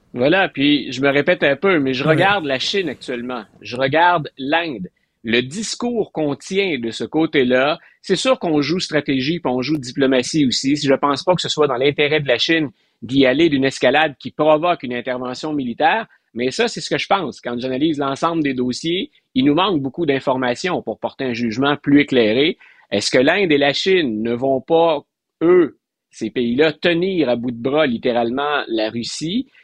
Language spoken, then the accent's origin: French; Quebec, Canada; comme Québécois